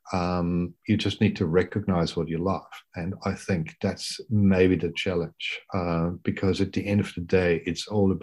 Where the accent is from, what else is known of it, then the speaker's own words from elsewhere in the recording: Austria; moved away as an adult; now in Brisbane, Australia; I grew up in Austria, I should say that, and went to med school in Vienna